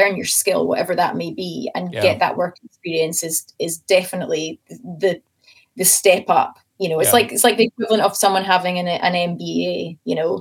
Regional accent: Scotland, United Kingdom; I'm Scottish

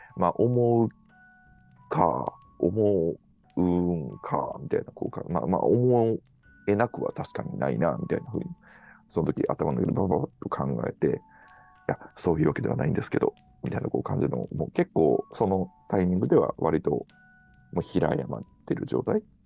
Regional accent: Kyoto, Japan; moved away; also born or lived in Canada; 京都の実家の自分の部屋、まあ実家にまだ自分の部屋があるっていうすごいありがたい感じなんですけど、実家のこう生まれ育った部屋で

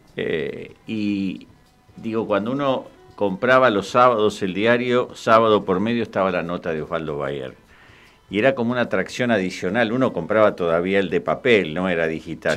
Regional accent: Quilmes, Buenos Aires Province, Argentina; Nosotros somos de Quilmes, en Quilmes como en todo el conurbano

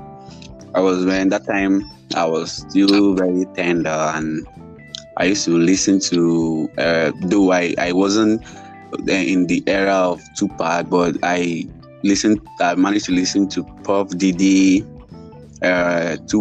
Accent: Cross River, Nigeria; I'm from Cross River State, and I am the first child of my family here.

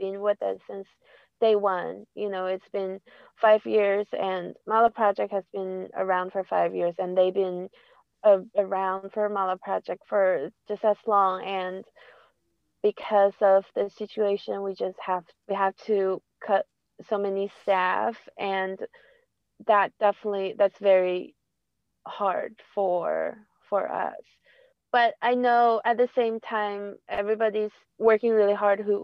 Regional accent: north part of China, close to Beijing, northern China, China; now in New York, United States; I grew up in the north part of China, close to Beijing

